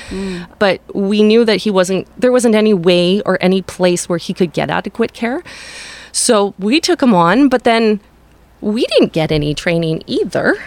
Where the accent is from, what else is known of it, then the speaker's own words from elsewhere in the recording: Powell River, British Columbia, Canada; also born or lived in White Rock, British Columbia; I grew up in Westview, and I'm just outside of the municipality right now